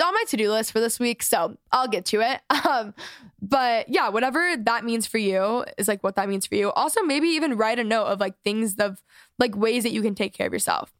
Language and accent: English; Texas, United States; I'm from Texas